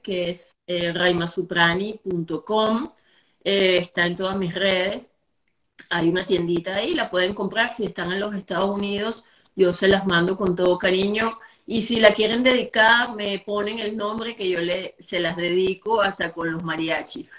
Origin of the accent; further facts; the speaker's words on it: Venezuela; moved away; venimos de un país, venimos de unos afectos, venimos de unos sabores, venimos de de toda una gama de, calores hermosos que ha sido y sigue siendo la cultura venezolana y sobre todo nuestra gente.